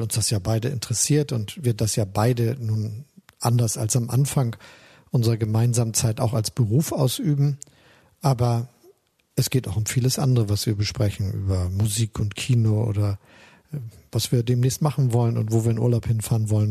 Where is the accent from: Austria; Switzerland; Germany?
Germany; Hamburg; also born or lived in Osnabrück; Ich bin ja in der Hansestadt Hamburg aufgewachsen, der Freien und Hansestadt Hamburg